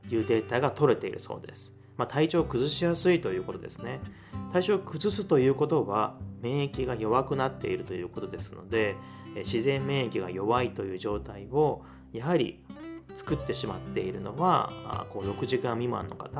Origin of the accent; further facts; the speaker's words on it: Osaka, Japan; 出身は私、あの、大阪なんですけれども